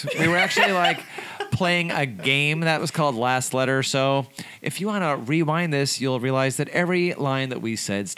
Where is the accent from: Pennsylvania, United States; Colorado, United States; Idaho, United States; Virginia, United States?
Colorado, United States; now in California, United States; I'm from Colorado